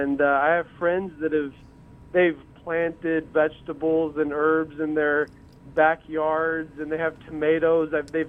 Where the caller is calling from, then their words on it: Carlsbad, New Mexico, United States; Carlsbad, New Mexico, yes.